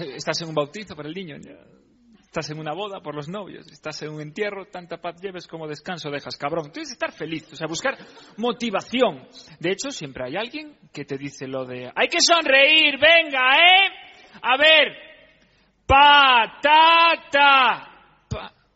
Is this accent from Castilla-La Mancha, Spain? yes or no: no; Galicia, Spain; como se hace en mi tierra